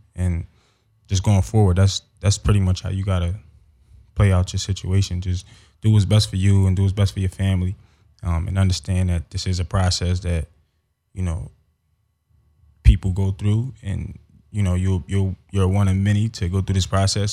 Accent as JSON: {"language": "English", "town": "Philadelphia", "region": "Pennsylvania", "country": "United States", "tie": "born or raised there", "also_born_or_lived": "Los Angeles", "moved": "as an adult", "said": "growing up in Philly, uh, I got involved in football at a young age"}